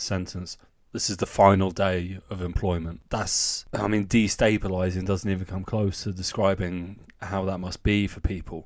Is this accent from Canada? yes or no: no; the south of England, United Kingdom; moved away as an adult; now in Germany; even down south where I'm from